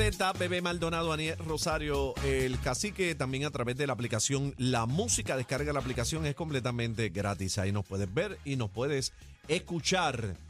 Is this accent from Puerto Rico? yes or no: yes; Rincón, Puerto Rico; yo soy del área oeste, yo soy de Rincón